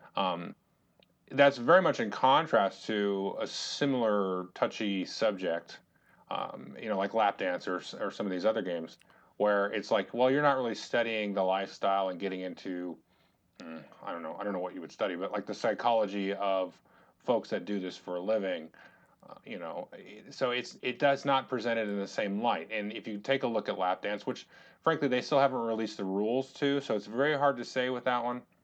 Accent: United States; we are American citizens

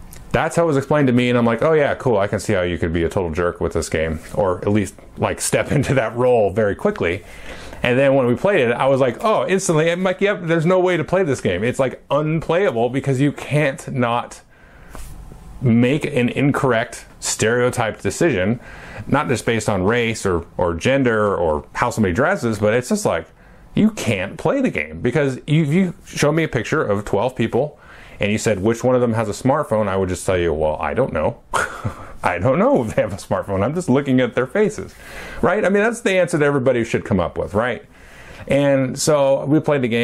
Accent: United States; I was born in the United States of America in 1976

